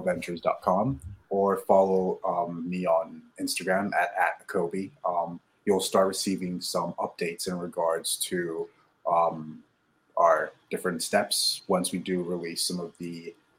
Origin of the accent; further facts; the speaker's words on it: Nigeria; moved away; I was born and raised in Nigeria.